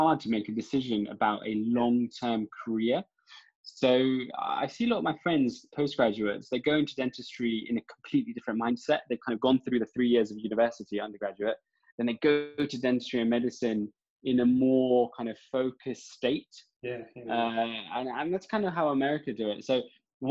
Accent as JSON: {"language": "English", "region": "London", "country": "United Kingdom", "tie": "born or raised there", "said": "born and raised in London"}